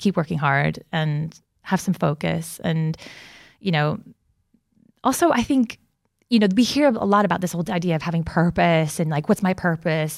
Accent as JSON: {"language": "English", "country": "United States", "moved": "yes", "said": "I'm originally from America"}